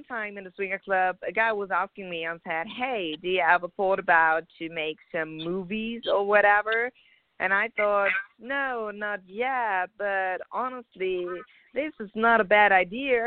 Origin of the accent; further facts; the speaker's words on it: Germany; moved away as an adult; now in Los Angeles, United States; I'm from Germany. I moved over around about 2 years ago here to L.A., beautiful California.